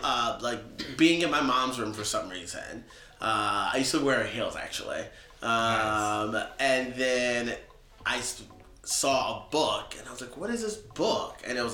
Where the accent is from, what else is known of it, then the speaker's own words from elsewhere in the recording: Norfolk, Virginia, United States; also born or lived in Pennsylvania; now in New York, United States; I was born in Pennsylvania, but I'm from Norfolk, Virginia.